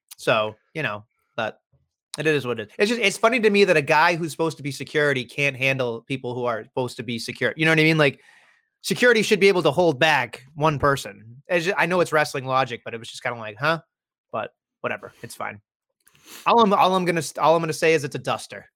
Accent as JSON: {"language": "English", "country": "United States", "said": "us stupid Americans"}